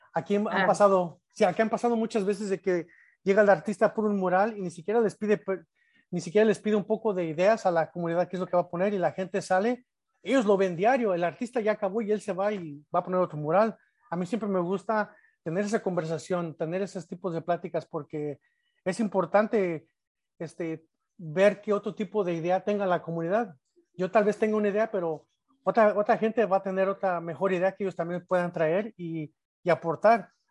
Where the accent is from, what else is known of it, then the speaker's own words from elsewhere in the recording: Salvatierra, Guanajuato, Mexico; now in Chicago, United States; fui este, estudiante en, la, en el Colegio Morelos, en, Salvatierra, pero también fui a la Escuela Secundaria Federal Alfonso Reyes